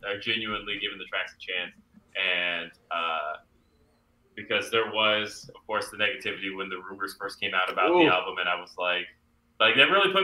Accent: California, United States; now in Colorado, United States; I am from California

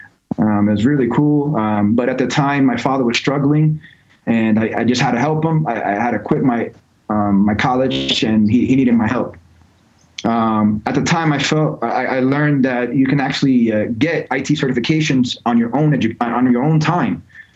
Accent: New York, United States; also born or lived in Georgia / California; So I grew up in three different states. I grew up in New York, grew up in Georgia, grew up in California.

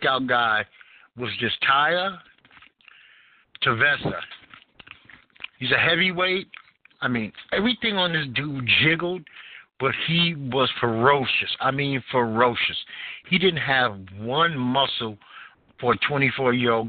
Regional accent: New York City, New York, United States; moved away; I'm from Brooklyn, New York originally, so I love four seasons

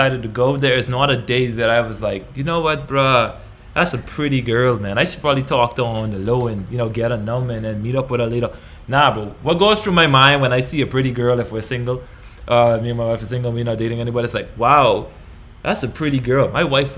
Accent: Bahamas; moved away; the country that we grew up in the Bahamas

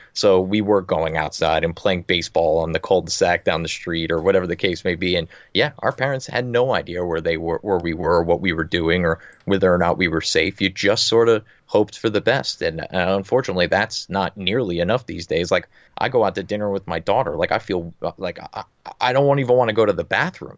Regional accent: New Jersey, United States; I'm from New Jersey

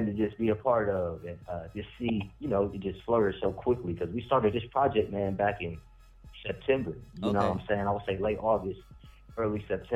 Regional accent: Columbus, Ohio, United States; moving back to, my hometown, Columbus, Ohio

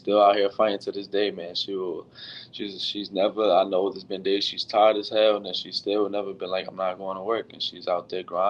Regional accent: New York City, New York, United States; I'm from New York City. I'm the first Mexican basketball player born in New York City to play for the Mexican national team

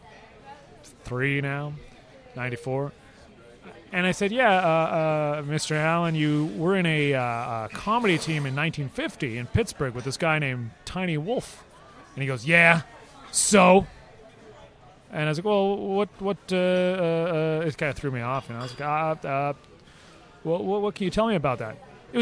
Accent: Vancouver, British Columbia, Canada; I was from Vancouver

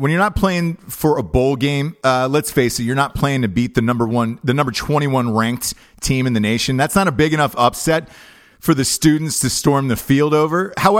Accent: the South, United States; And I'm from the South.

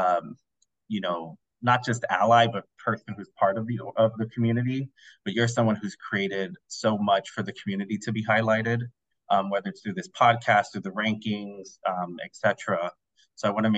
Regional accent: Puerto Rico; I'm also, again, Puerto Rican

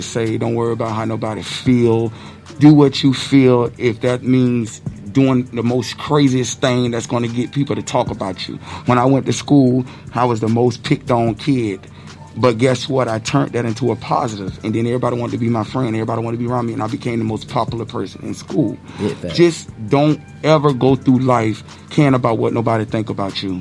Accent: Tampa, Florida, United States; I grew up in Tampa

